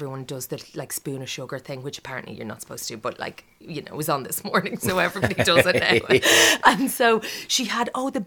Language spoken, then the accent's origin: English; Ireland; moved away as an adult; now in London, United Kingdom; I'm Irish